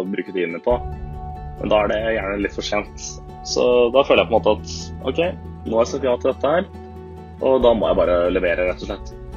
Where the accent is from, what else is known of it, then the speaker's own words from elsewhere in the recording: Asker, Akershus, Norway; moved away as an adult; now in Bergen, Norway; Jeg kommer fra Asker utenfor Oslo